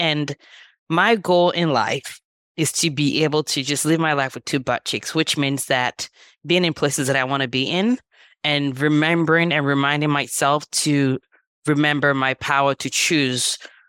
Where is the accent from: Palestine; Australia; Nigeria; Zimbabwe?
Nigeria; now in Los Angeles, United States; And I moved from Nigeria about 25 years ago, which is crazy. I'm like, feels like yesterday, but it's been 25 years. And at that point, my siblings and I moved here, and my parents spent most of their time in Nigeria.